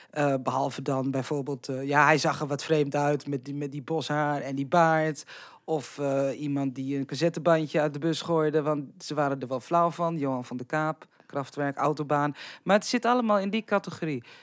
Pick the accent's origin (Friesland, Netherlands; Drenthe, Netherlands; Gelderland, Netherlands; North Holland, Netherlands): Drenthe, Netherlands; bij ons in Drenthe